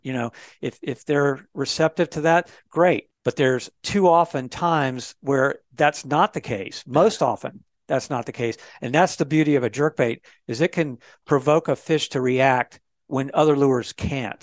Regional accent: Florida, United States; I was raised in Florida

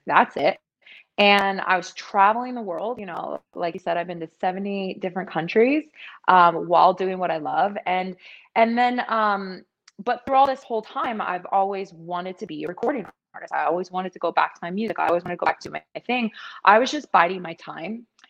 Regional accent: Thornton, Colorado, United States; moved away as an adult; also born or lived in Washington, District of Columbia, United States / East Coast; now in Las Vegas, United States; I am from Thornton, Colorado.

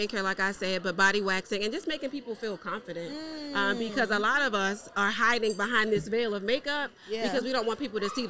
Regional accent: Baltimore, Maryland, United States; So I am from Baltimore, Maryland.

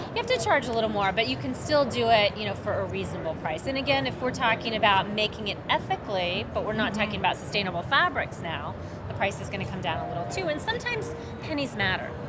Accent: Oklahoma, United States; and I grew up in Oklahoma

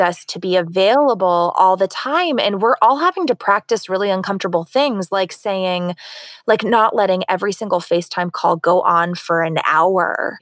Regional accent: Florida, United States; now in California, United States; I'm from Florida

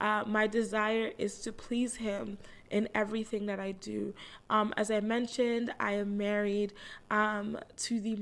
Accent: Toronto, Ontario, Canada; I live in Toronto, Canada. I'm 30 years old. I was born right here in Toronto. I grew up with a Jamaican background

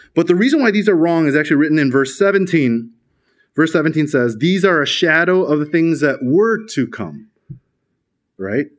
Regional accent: Chicago, Illinois, United States; in America, where I'm from. I'm from Chicago.

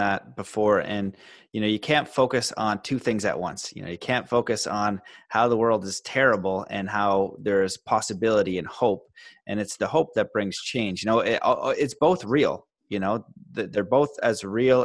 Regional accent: Canada; I'm Canadian.

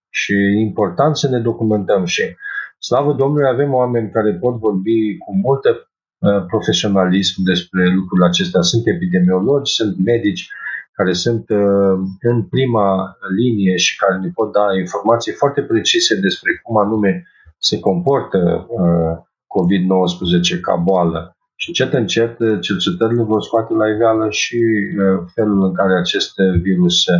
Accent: Romania

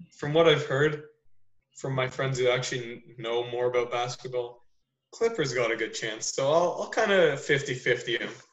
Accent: Newmarket, Ontario, Canada; accent: suburbs; I was born here, so I didn't really have like, like an accent accent

